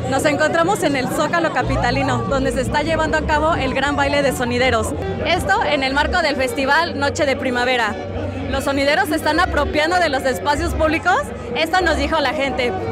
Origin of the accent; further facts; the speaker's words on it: Ajusco, Mexico City, Mexico; De la Jusco.